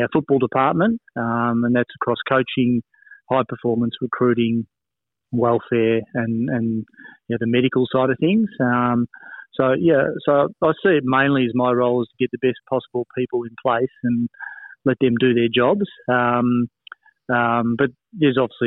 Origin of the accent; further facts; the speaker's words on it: Melbourne, Victoria, Australia; So I grew up in Melbourne